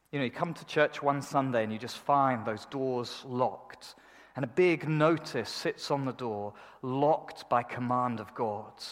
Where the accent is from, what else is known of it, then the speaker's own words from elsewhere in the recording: United Kingdom; I'm, I'm British, you know. We do everything kind of in a mediocre kind of way.